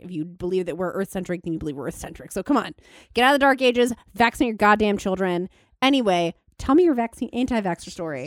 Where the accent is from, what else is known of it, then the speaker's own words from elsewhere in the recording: Thousand Oaks, California, United States; I'm from, um, Thousand Oaks